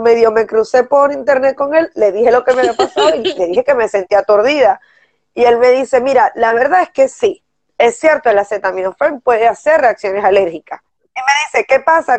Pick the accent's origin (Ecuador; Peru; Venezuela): Venezuela; moved away; está uno acostumbrado como venezolano